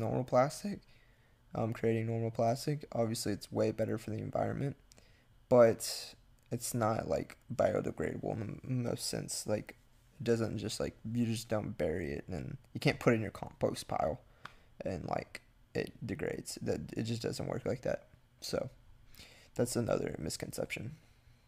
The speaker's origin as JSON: {"language": "English", "area": "near Galveston", "region": "Texas", "country": "United States", "tie": "born or raised there", "said": "near my hometown"}